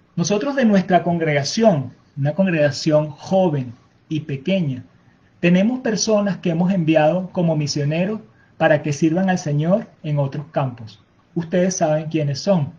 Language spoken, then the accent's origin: Spanish; Venezuela; nuestra cultura venezolana. Les mostramos nuestros bailes, nuestra forma de hablar